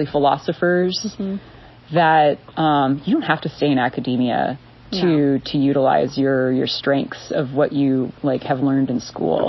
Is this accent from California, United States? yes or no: yes; Southern California, United States; also born or lived in New York; now in Ava, United States; I grew up in Southern California